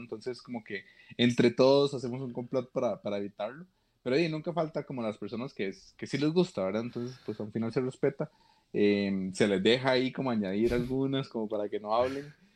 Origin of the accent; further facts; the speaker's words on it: Costa Rica; yo soy de Costa Rica